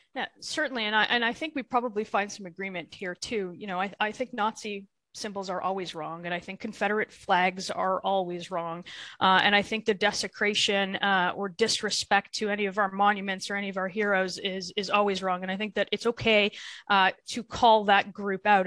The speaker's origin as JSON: {"language": "English", "town": "Thornhill", "region": "Ontario", "country": "Canada", "tie": "born or raised there", "said": "I'm from Thornhill, which is a riding just north of uh, of Toronto, but a very very typical GTA uh, uh, riding. I've I grew up there."}